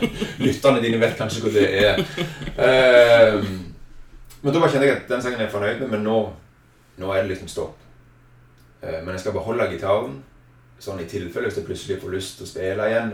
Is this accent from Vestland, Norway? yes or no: no; Egersund, Rogaland, Norway; født og oppvokst i Egersund